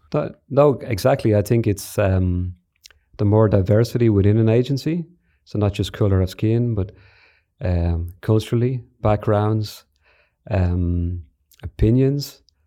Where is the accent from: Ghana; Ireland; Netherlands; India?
Ireland; Declan and I grew up in Ireland in the seventies and eighties